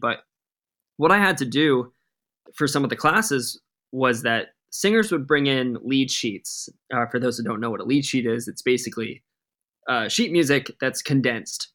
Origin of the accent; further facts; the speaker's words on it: Rhode Island, United States; moved away as an adult; now in Los Angeles, United States; I'm from Rhode Island. We're the smallest state in the country. I was an all-state jazz band drummer